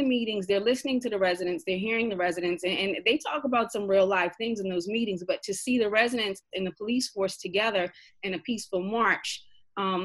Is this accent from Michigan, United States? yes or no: no; Boston, Massachusetts, United States; now in New Jersey, United States; I'm from Boston originally, but being here in New Jersey